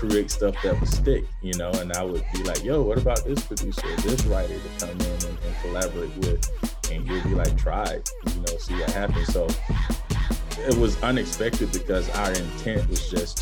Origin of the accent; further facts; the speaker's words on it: Manchester, Georgia, United States; moved away; coming from like Manchester, Georgia, which is a small town population of about 3,500 people